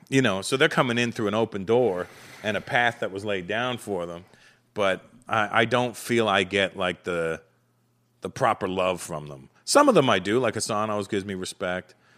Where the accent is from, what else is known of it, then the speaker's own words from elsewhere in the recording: Canada; moved away as an adult; now in United States; growing up in Canada, although I grew up around the black community in Canada from the age of four